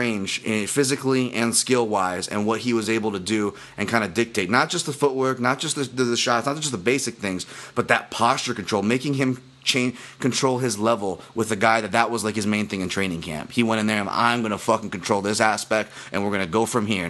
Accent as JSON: {"language": "English", "region": "Hawaii", "country": "United States", "said": "I'm a Hawaiian"}